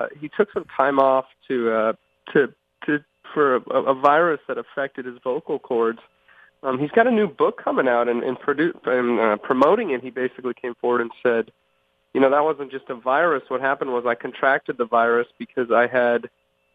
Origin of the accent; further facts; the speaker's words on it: New England, United States; now in Washington, D.C., United States; where I grew up in New England